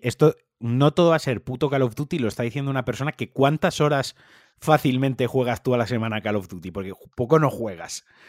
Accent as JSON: {"language": "Spanish", "region": "Valencian Community", "country": "Spain", "said": "en mi caso, valenciano parlante"}